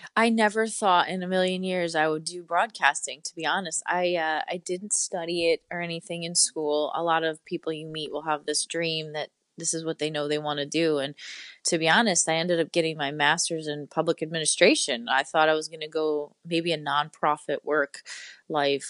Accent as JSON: {"language": "English", "town": "Poughkeepsie", "region": "New York", "country": "United States", "tie": "born or raised there", "said": "I grew up in Poughkeepsie, New York, um, which is about two hours north of New York City"}